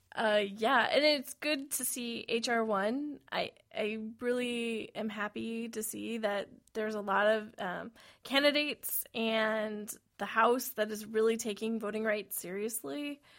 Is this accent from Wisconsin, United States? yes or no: yes; Wisconsin, United States; moved away; I'm originally from Wisconsin